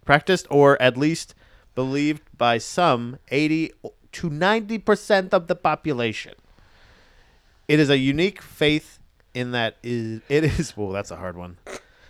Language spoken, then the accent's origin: English; Scotland, United Kingdom; I'm from Scotland, mate.